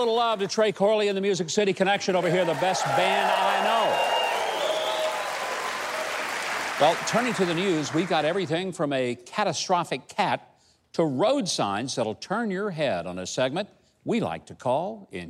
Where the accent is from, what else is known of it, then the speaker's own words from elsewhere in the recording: Arkansas, United States; 8 miles from where I was born in Arkansas.